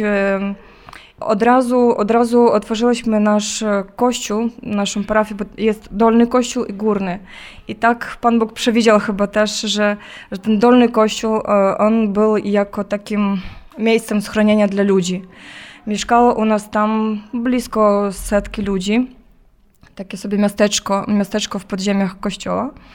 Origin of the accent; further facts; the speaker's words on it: Zhytomyr, Zhytomyr Oblast, Ukraine; moved away as an adult; now in Kyiv, Ukraine; ja jestem Ukrainką, pochodzę z Żytomierza, a w, w, danej chwili pracuję, służę w Kijowie